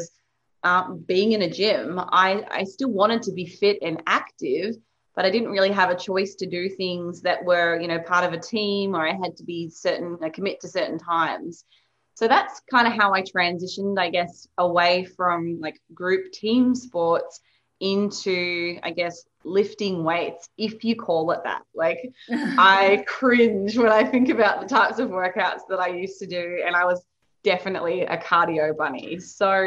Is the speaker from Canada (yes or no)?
no; Tasmania, Australia; moved away as an adult; also born or lived in Melbourne; I grew up in Tasmania.